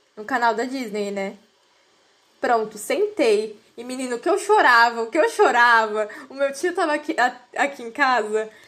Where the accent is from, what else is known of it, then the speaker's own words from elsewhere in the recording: Brazil; eu sou brasileira